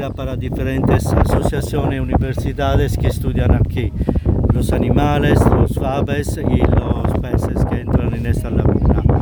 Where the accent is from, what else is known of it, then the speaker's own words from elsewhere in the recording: Italy; now in Bonaire; yo nací en Italia, pero oh. tengo 27 años